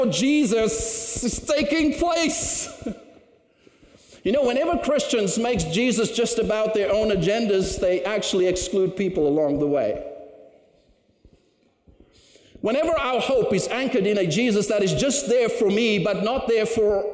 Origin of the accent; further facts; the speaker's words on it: Cape Town, Western Cape, South Africa; moved away as an adult; now in Canada; I grew up in Cape Town, South Africa